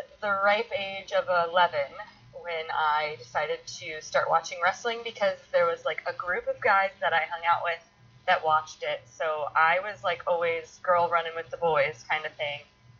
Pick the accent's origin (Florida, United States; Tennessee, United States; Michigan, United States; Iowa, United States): Iowa, United States; now in Los Angeles, United States; And then I came out to LA from Iowa and I was doing the acting thing